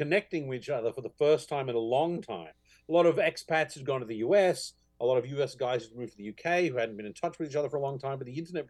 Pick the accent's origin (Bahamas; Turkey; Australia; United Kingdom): Australia; growing up in Australia during, you know, the 70s and 80s